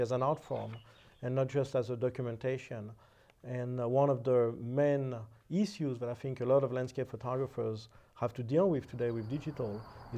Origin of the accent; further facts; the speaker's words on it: Paris, Île-de-France, France; moved away as an adult; I was originally from France, and my studies were originally in painting. That is, I studied painting and drawing at the Vie Académie des Beaux-Arts in Paris